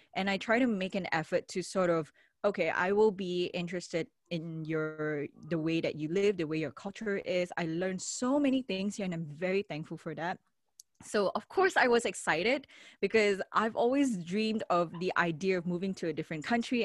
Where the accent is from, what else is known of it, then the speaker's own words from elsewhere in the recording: Malaysia; moved away as an adult; now in Japan; I'm from Malaysia, not from America, not from Canada, not from the UK